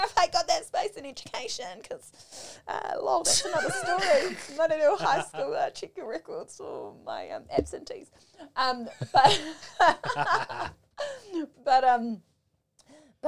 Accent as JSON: {"language": "English", "town": "Manurewa", "region": "Auckland", "country": "New Zealand", "tie": "born or raised there", "said": "I grew up in Manurewa"}